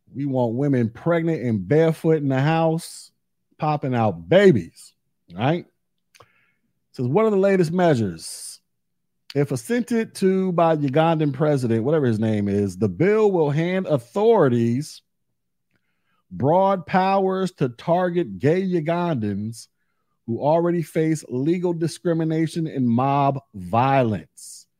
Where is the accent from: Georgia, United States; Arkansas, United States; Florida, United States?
Florida, United States; in my home state of Florida